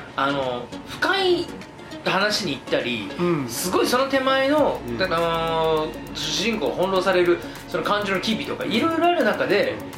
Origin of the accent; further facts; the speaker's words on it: Kitakyushu, Fukuoka, Japan; 僕らも小倉の出身